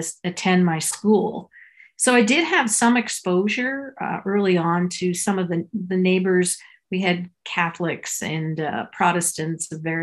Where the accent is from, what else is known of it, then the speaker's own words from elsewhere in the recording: Ottawa, Ontario, Canada; also born or lived in San Francisco, United States; I was born in San Francisco, but raised in Ottawa, Canada, a Jewish family.